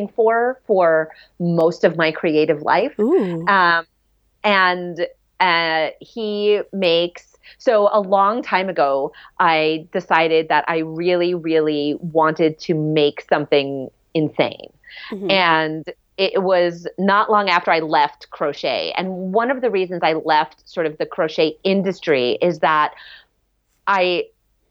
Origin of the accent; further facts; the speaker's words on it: New York City, New York, United States; In Rockefeller Plaza when I was growing up in New York City